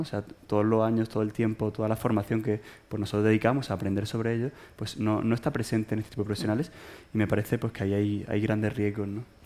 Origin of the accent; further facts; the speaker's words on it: Málaga, Andalusia, Spain; moved away as an adult; now in Madrid, Spain; soy expatriado, soy de Málaga y estoy expatriado aquí en Madrid desde hace 13 años